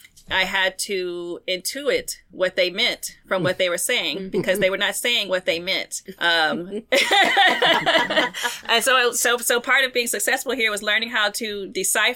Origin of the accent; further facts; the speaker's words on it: Arkansas, United States; moved away as an adult; also born or lived in North Carolina / Louisiana / Georgia; I'm from Arkansas originally, and I have family in North Carolina, so I spent my years between North Carolina and Arkansas